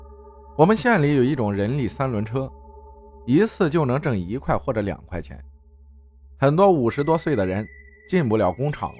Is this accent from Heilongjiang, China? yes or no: no; Sichuan, China; 我老家是四川的一个小县城，大概是九十年代初的时候吧。